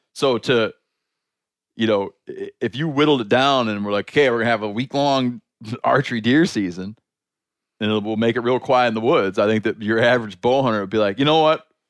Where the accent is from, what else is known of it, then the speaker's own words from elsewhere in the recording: Michigan, United States; my home state of Michigan